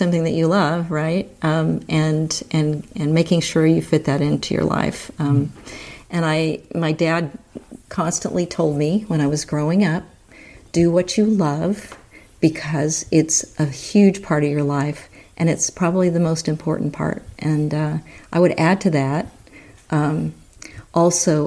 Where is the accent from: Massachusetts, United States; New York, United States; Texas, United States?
Texas, United States; moved away; growing up in Texas, which was not easy at that time